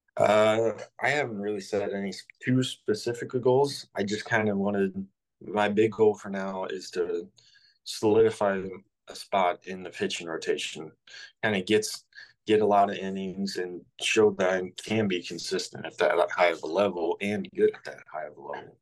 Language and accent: English; Southern Illinois, United States; growing up in Southern Illinois, I have lived and breathed the Cardinals ever since I was born.